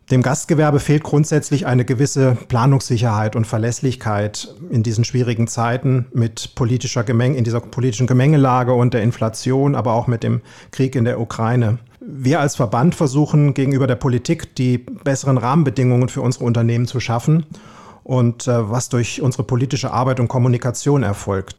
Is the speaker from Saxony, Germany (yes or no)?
no; Kassel, Hesse, Germany; Ich bin der aus dem Norden sozusagen, gefühlt aus Hessen Nord, Hessens Norden. Bin 55, gebürtiger Kasselaner